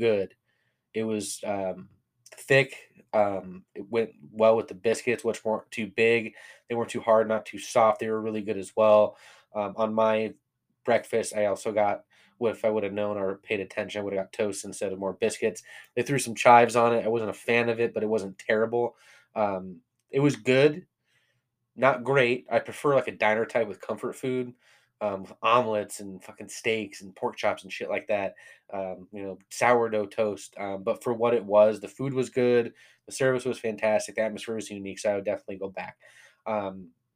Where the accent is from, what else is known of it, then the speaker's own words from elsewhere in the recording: California, United States; I'm from California